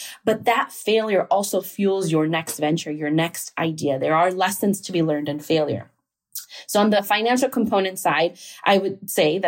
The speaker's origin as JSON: {"language": "English", "town": "Chicago", "region": "Illinois", "country": "United States", "said": "I'm from Chicago. My dad was a construction worker. My mom worked in a factory. They're both immigrants from Mexico."}